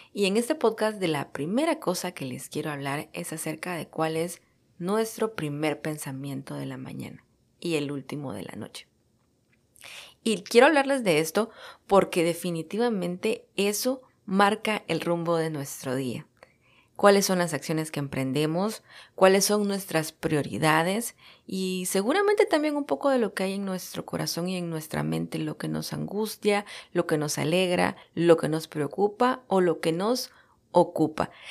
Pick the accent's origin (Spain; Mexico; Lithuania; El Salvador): El Salvador; moved away as an adult; now in United States; Soy salvadoreña de nacimiento y estoy radicada en los Estados Unidos desde hace ocho años. Estudié la carrera de comunicación social en mi país